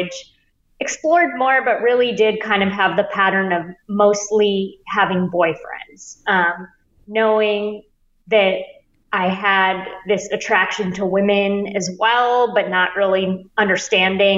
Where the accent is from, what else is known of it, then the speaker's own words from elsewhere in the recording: Bay Area, California, United States; moved away as an adult; also born or lived in New York; I grew up in the Bay Area and then went to NYU